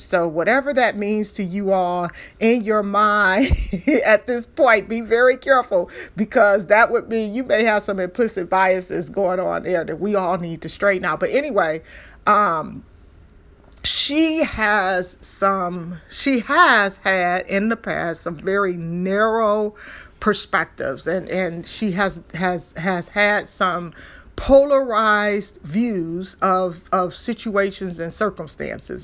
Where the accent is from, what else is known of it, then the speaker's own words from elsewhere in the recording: Detroit, Michigan, United States; I'm from Detroit.